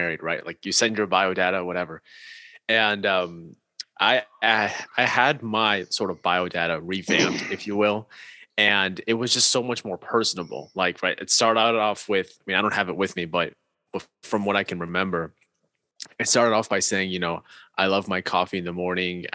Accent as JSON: {"language": "English", "country": "Pakistan", "said": "I'm 5'11\". I'm from Pakistan."}